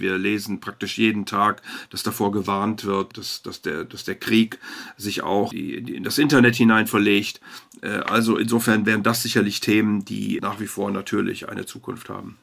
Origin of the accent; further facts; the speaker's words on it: Rhineland, Germany; ich bin Rheinländer